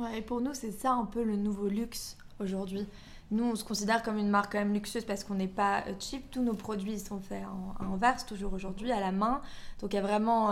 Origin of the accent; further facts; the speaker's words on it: Belgium; moved away as an adult; also born or lived in London; je suis belge. Euh, j'ai vécu en Belgique jusqu'à mes 18 ans. Ensuite, après, je suis partie à Londres.